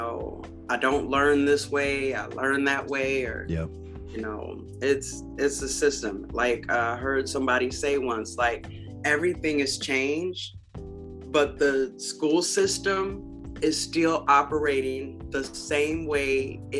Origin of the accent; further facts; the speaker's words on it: United States; when I grew up in Beloit and Rockford, Mississippi and Arkansas, there were Black businesses that were prominent that we depended on.